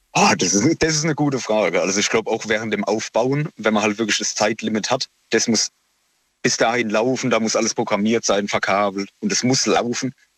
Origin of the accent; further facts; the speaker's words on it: near Heidelberg, Baden-Württemberg, Germany; Aus der Nähe von Heidelberg